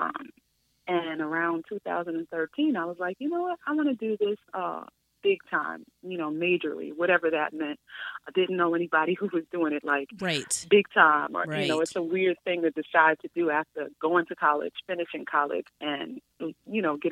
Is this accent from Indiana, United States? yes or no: no; New York City, New York, United States; I'm from the Bronx, one of seven children, and I grew up loving and playing with dolls